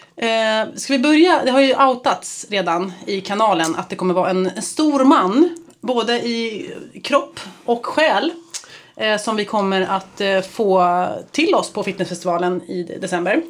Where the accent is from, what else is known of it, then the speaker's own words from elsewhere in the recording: Stockholm, Stockholm County, Sweden; jag bodde på Kungsholmen, och jag är uppväxt i Vasastan